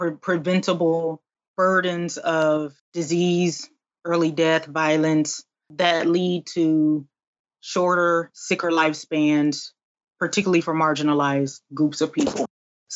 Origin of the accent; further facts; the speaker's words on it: Albany, Georgia, United States; I'm from South Georgia. I'm from a little town called Albany, Georgia